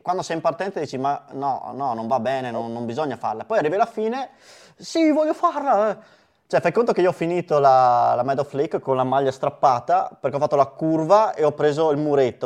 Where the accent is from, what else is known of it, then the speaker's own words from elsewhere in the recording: Verona, Veneto, Italy; da veronesi